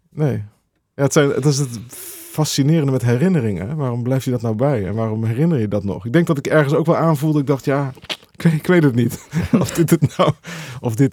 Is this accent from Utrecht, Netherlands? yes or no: yes; Veenendaal, Utrecht, Netherlands; Ik kwam uit Veenendaal.